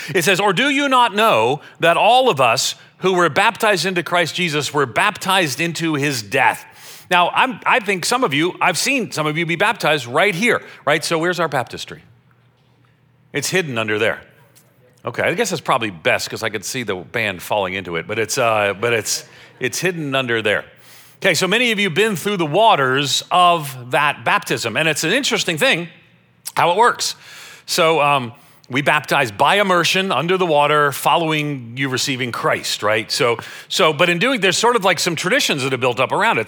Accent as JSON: {"language": "English", "area": "Long Island", "region": "New York", "country": "United States", "tie": "born or raised there", "also_born_or_lived": "Florida", "moved": "yes", "said": "I grew up on Long Island outside of New York City"}